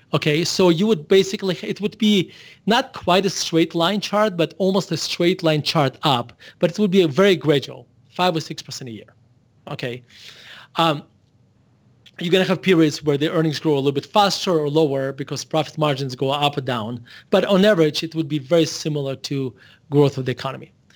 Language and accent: English; Russia; moved away as an adult; now in Denver, United States; I was born in Russia, and I moved to United States when I was eighteen years old in, uh, nineteen ninety-one.